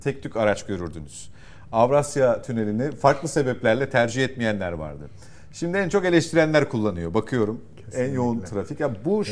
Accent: Istanbul, Turkey; Şimdi ben İstanbul'da yaşıyorum uzun süredir. İstanbul'da doğduğum için burası benim şehrim.

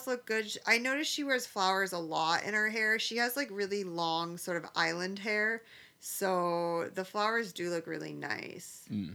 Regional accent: Detroit, Michigan, United States; now in Southern California, United States; I'm from Detroit, where like, you know, Motown City. Then you come out to like Southern California

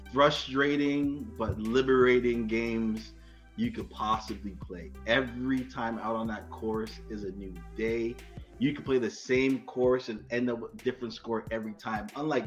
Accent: Toronto, Ontario, Canada; I'm an active servant in my church. I'm from Toronto, Canada, the 6416, the T dot, the home of ….

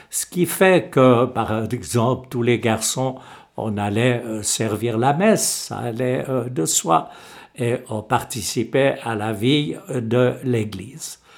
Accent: Échallens, Vaud, Switzerland; born there; je suis né en 1944 à Échalon, dans le Gros de vaux au centre du canton de Vaud.

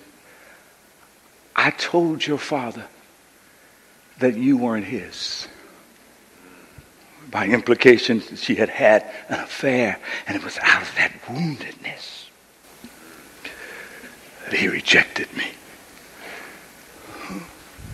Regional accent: Coushatta, Louisiana, United States; also born or lived in San Francisco, California; I grew up with my granduncle and aunt in Coushatta, Louisiana

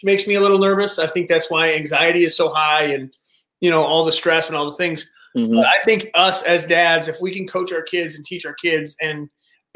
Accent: Detroit, Michigan, United States; I was raised in Detroit. I grew up over at like 7 Mile and Kelly

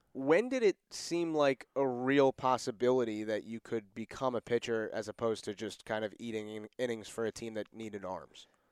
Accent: Connecticut, United States; I'm from Connecticut, so New England

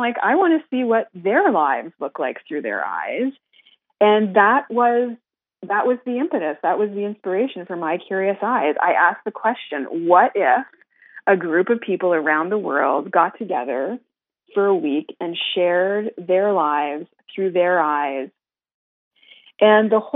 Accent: Canada; now in Montreal, Canada; as a Canadian

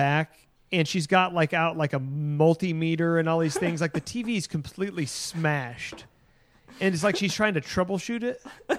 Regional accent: Tennessee, United States; Tennessee's own, my home state.

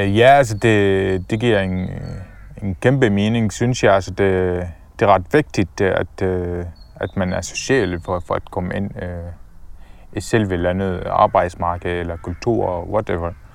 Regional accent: Damascus, Damascus Governorate, Syria; Danish is a second language; moved away as an adult; also born or lived in Palestine (ancestry) / Dubai; now in Denmark; jeg fødte i Syrien, øh, i Damaskus, øh, i 1991, øh, som øh, første barn øh, i familien. Øh, min familie, vi boede faktisk øh, denne gang øh, i et område, som hedder Yarmouk

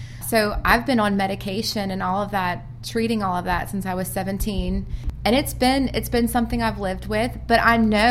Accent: Louisiana, United States; now in Birmingham, United States; I'm from out of state. I'm from Louisiana.

